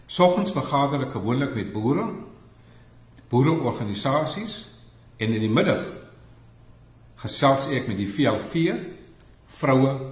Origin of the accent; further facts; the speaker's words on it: West Coast, Western Cape, South Africa; Ek is van die Weskus, so ek verstaan die dialek.